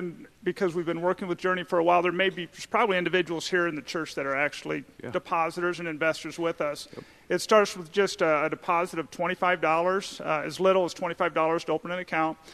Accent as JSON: {"language": "English", "region": "South Dakota", "country": "United States", "moved": "yes", "lives_now": "Indianapolis, United States", "said": "I'm originally from South Dakota"}